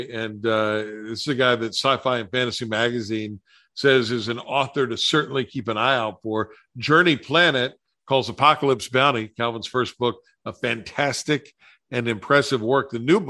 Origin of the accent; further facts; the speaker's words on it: West Virginia, United States; my home state of West Virginia